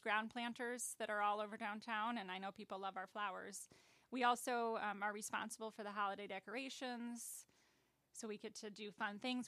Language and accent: English; Aurora, Illinois, United States; also born or lived in Boulder Hill; I am from Aurora.